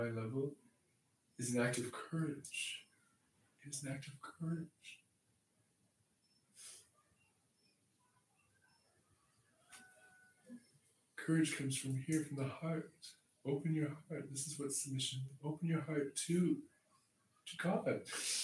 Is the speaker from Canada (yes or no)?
yes; Canada; I grew up in Canada